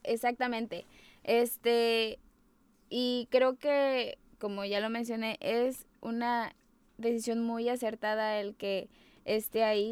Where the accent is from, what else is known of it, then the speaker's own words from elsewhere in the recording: Mexico; soy mexicana